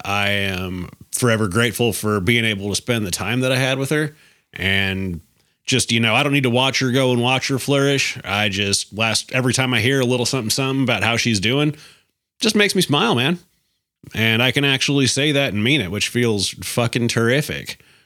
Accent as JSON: {"language": "English", "region": "Alaska", "country": "United States", "moved": "yes", "said": "I'm from Alaska."}